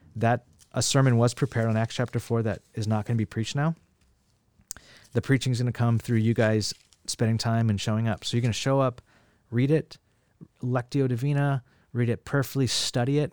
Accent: Bakersfield, California, United States; now in San Francisco, United States; I grew up in the Central Valley of California, Bakersfield

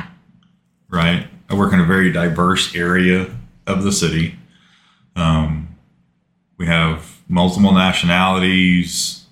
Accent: United States; I grew up in Dell City. Lived there up until my wife and I got married when I was 20.

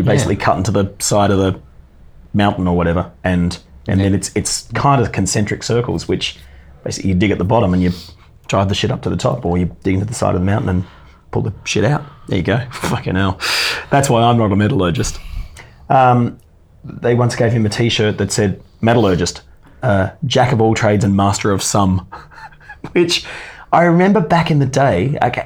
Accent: west coast of Tasmania, Australia; moved away; also born or lived in Hobart, Tasmania; the west coast of Tasmania, which is where I actually grew up, born in Hobart, but moved to the west coast and grew up with my parents there

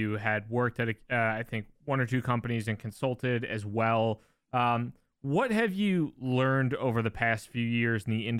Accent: New Jersey, United States; now in New York, United States; I'm a kid from New Jersey. I did not grow up in Texas

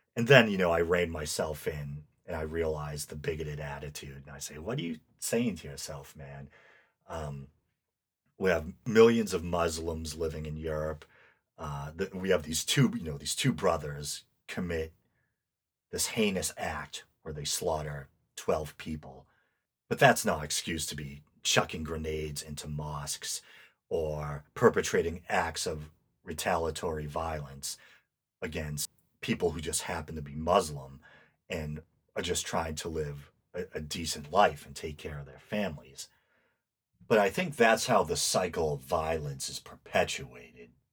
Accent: United States; I'm American

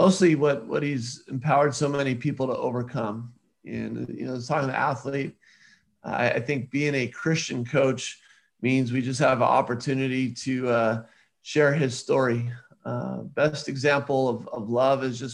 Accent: Southern California, United States; I grew up in Southern California

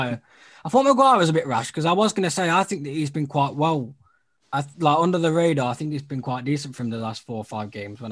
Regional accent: Scotland, United Kingdom; I know it's very cliche being a Scottish

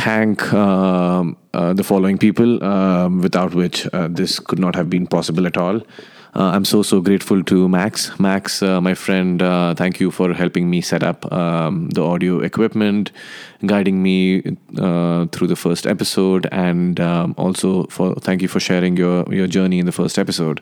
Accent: Nepal; also born or lived in India; now in Los Angeles, United States; I am from India and I grew up in Nepal.

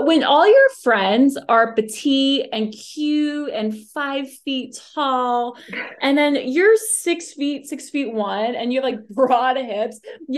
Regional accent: Philadelphia, Pennsylvania, United States; moved away; I grew up in Philly

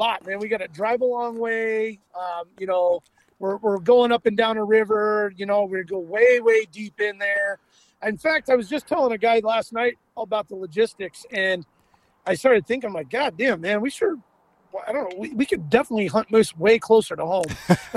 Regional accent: Anchorage, Alaska, United States; we're from Anchorage

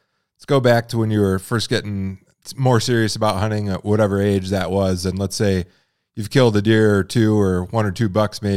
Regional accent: Michigan, United States; now in Montana, United States; I'm from Michigan originally. I live in Montana now

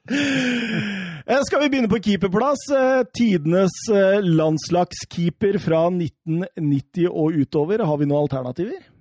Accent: Norway; jeg er norsk

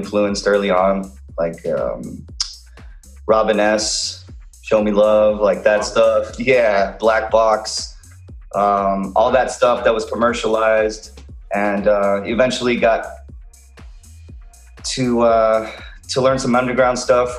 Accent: McAllen, Texas, United States; moved away as an adult; now in Los Angeles, United States; I'm originally from McAllen, Texas. It's deep in South Texas in an area known as the Rio Grande Valley. And I lived there for pretty much most of my life

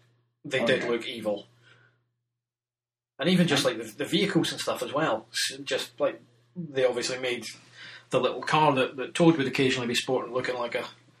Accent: Germany; because I grew up in Germany for some of my formative years

